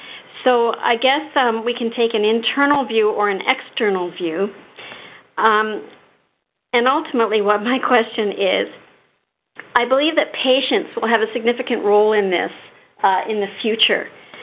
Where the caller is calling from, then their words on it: Toronto, Ontario, Canada; Hello. I'm calling from St. Michael's Hospital in Toronto, Ontario, Canada.